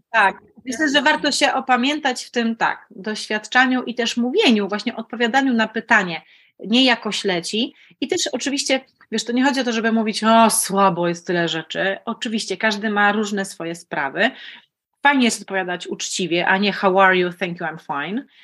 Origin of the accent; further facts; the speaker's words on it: Opole, Opole Voivodeship, Poland; moved away as an adult; also born or lived in Lublin / Olsztyn; jestem Opolanką